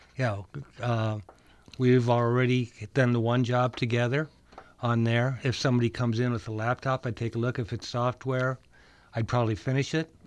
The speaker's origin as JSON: {"language": "English", "region": "Minnesota", "country": "United States", "said": "I'm from Minnesota, where everybody is above average"}